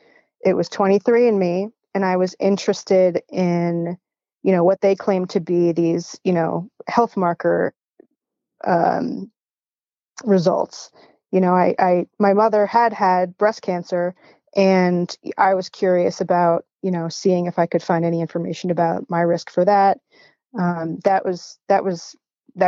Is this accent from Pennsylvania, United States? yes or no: yes; outside Philadelphia, Pennsylvania, United States; now in Northern Michigan, United States; I currently live in Northern Michigan, but I grew up outside Philadelphia